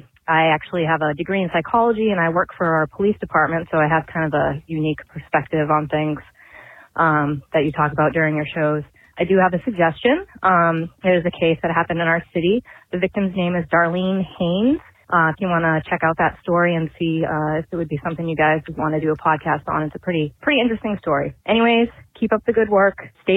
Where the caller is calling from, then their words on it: Worcester, Massachusetts, United States; I'm calling from Massachusetts, a city. I'm going to spell it for you because I'd like to hear you guys try to say it. It's spelled Worcester.